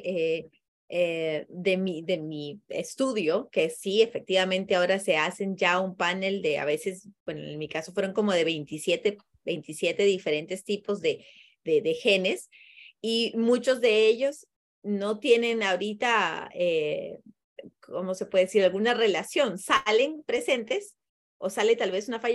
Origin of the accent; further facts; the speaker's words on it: Peru; now in Costa Rica; yo soy peruana